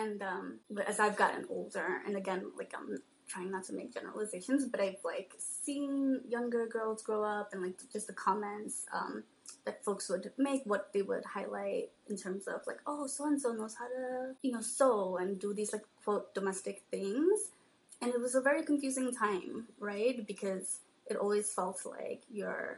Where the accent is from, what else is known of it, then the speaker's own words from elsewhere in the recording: New York City, New York, United States; also born or lived in Bangladesh / Queens / the Bronx; we all grew up in New York City. I was born in Bangladesh, and my family came to the States when I was 2